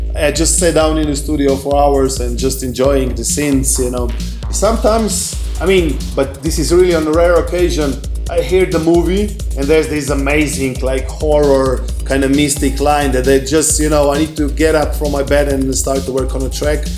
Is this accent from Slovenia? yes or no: yes; Slovenia; English is a second language